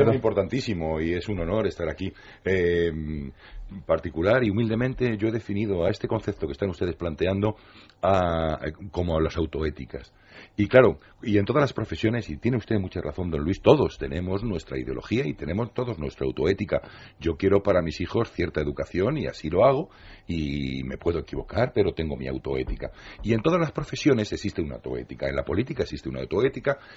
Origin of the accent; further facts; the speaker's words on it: Spain; pero somos solidarios los españoles, ¿no? somos rebeldes, tenemos un puntito de anarquía.